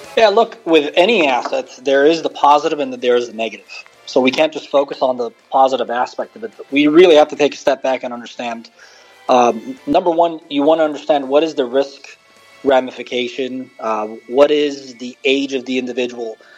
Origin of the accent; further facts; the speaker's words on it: Beirut, Beirut Governorate, Lebanon; moved away as an adult; now in United States; I was born and raised in Lebanon